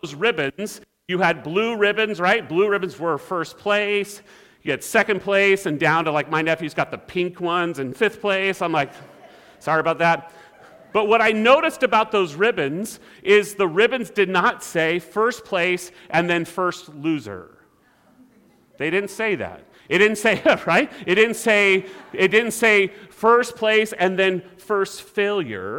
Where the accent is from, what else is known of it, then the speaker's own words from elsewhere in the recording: California, United States; growing up in California